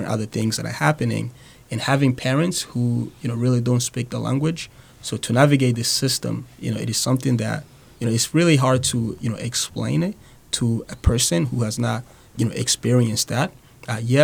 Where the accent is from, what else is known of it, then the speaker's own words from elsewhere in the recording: Burundi; English is a second language; moved away as an adult; now in Manchester, United States; originally, I'm actually from a small country in East Africa called Burundi